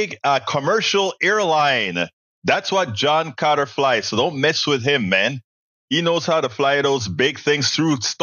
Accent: Panama; now in Houston, United States; when we speak our Spanglish

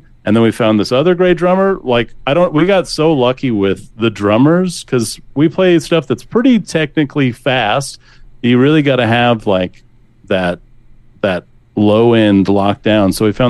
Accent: North Central Wyoming, United States; now in Portland, United States; I'm from North Central Wyoming. We both are, like, from the kind of Sheridan, Buffalo, Bighorn Mountain area.

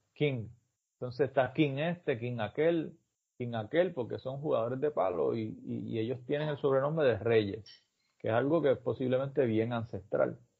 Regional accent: Puerto Rico; es como lo hacemos nosotros

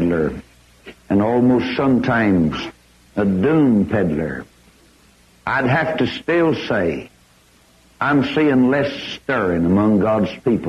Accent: Corpus Christi, Texas, United States; If I were to take you to my city of Corpus Christi, without seeking to be critical, but just using my hometown of 200,000 souls

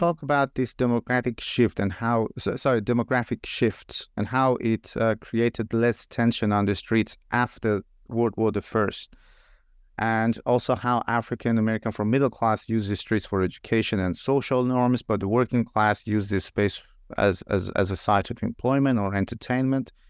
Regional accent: Iran; moved away; I'm originally from Iran myself

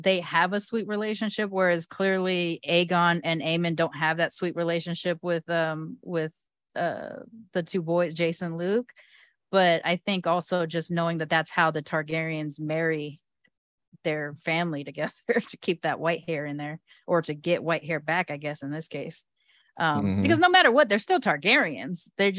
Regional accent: United Kingdom; I'm British. Or at least partially.

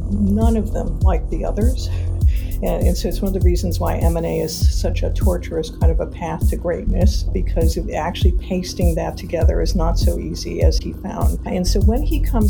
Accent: Detroit, Michigan, United States; I grew up in Detroit, Michigan

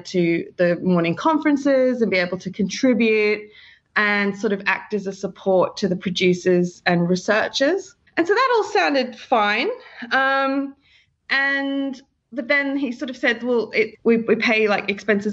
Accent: Sydney, New South Wales, Australia; moved away as an adult; now in London, United Kingdom; I'm from Sydney, Australia, and I originally studied a BA in communications about 10 years ago

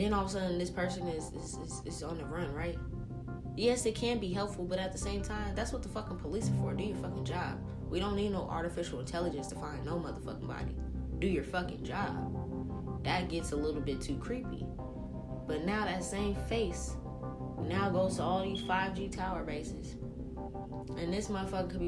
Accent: New Orleans, Louisiana, United States; moved away; I'm from New Orleans. My entire family on both mom and dad's side is from New Orleans

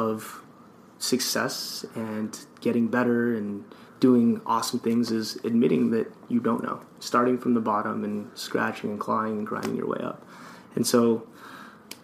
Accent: Los Angeles, California, United States; moved away as an adult; also born or lived in Orange County, California; now in Minnesota, United States; I'm originally from Los Angeles

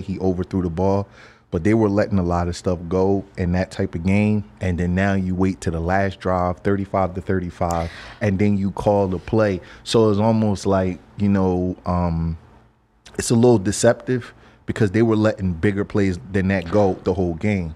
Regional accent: Philadelphia, Pennsylvania, United States; I'm from Philadelphia

